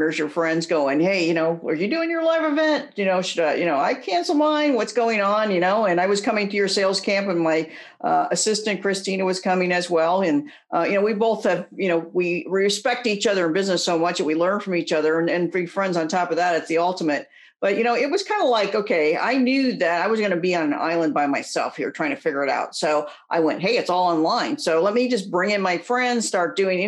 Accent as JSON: {"language": "English", "region": "Indiana", "country": "United States", "tie": "born or raised there", "also_born_or_lived": "Phoenix/Scottsdale, Arizona", "moved": "yes", "lives_now": "Scottsdale, United States", "said": "I'm an Indiana girl, grew up there."}